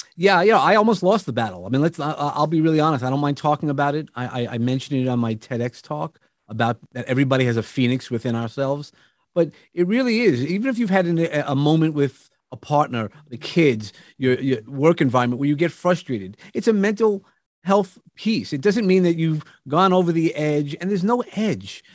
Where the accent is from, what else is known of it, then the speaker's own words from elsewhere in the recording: New York, United States; I come from New York